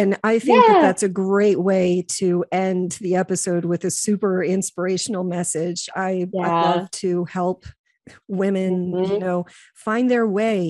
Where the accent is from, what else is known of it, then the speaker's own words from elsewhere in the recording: Whiteville, United States; I grew up in Whiteville and I really knew nothing about the world.